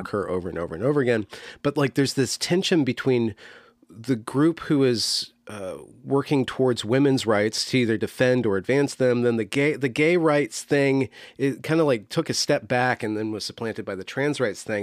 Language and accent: English; United States; as an American